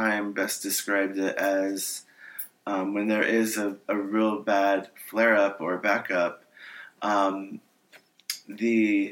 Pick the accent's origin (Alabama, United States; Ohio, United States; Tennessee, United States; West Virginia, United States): Ohio, United States; now in California, United States; I'm originally from Ohio